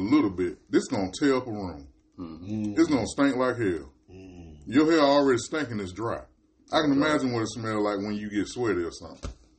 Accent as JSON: {"language": "English", "region": "New York", "country": "United States", "said": "We're all from New York."}